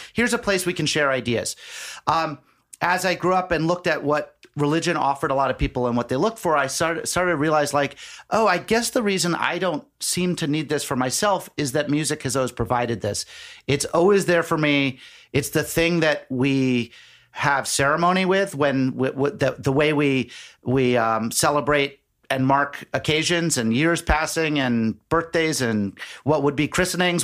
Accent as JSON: {"language": "English", "town": "Nantucket", "region": "Massachusetts", "country": "United States", "tie": "born or raised there", "said": "I grew up on Nantucket Island"}